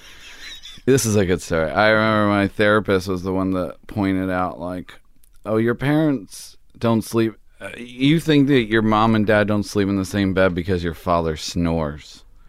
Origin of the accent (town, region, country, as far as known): Baltimore, Maryland, United States; born or raised there